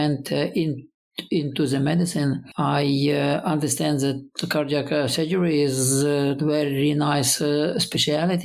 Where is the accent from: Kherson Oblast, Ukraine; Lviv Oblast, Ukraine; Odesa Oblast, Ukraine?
Lviv Oblast, Ukraine; Lviv; moved away as an adult; also born or lived in Sydney, Australia; now in Kyiv, Ukraine; I was born to the west, Lviv. It is in western Ukraine